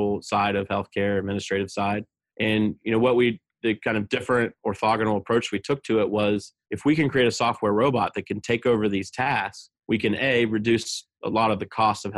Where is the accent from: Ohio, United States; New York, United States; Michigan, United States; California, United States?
Ohio, United States; southeastern; moved away as an adult; also born or lived in Baltimore, Maryland; my hometown, which is, again, a small rural town in southeastern Ohio